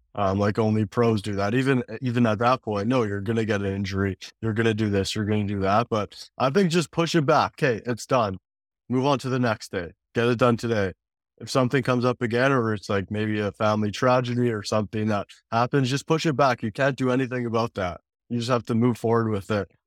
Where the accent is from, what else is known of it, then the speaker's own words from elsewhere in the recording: Canada; also born or lived in Calgary; growing up in Canada